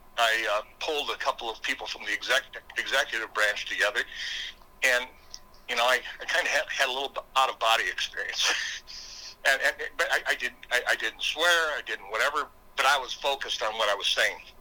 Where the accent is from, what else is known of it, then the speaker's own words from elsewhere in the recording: Brookings, South Dakota, United States; I am from Brookings, South Dakota